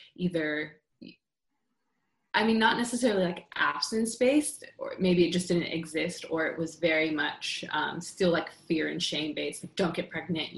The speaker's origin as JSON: {"language": "English", "region": "California", "country": "United States", "tie": "born or raised there", "said": "I grew up in California"}